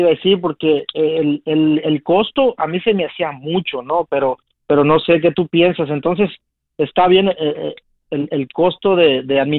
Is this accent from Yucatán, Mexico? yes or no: no; Matamoros, Tamaulipas, Mexico; somos de Matamoros igual.